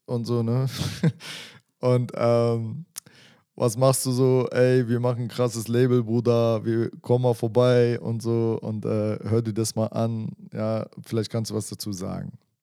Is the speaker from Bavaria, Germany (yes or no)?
no; Berlin, Germany; ich bin in Berlin-Wedding groß geworden